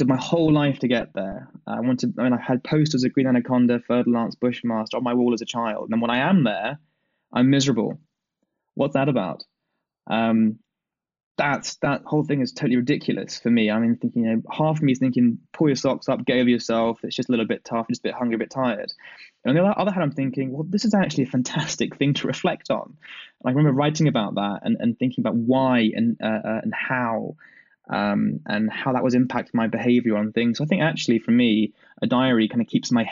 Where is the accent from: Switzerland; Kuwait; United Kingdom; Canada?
United Kingdom; I'm a British guy